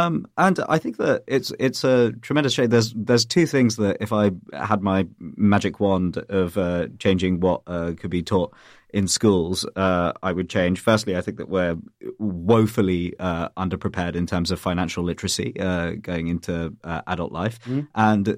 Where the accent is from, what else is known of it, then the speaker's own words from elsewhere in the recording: United Kingdom; while I am British, I'm also British Indian